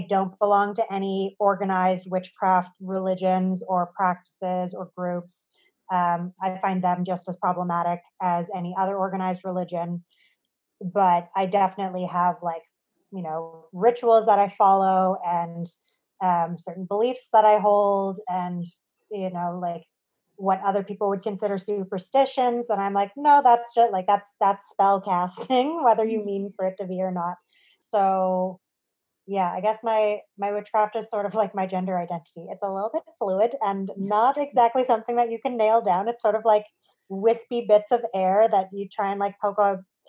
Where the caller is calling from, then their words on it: Treaty 1 territory, Manitoba, Canada; I am calling in from Treaty 1 territory in central Canada.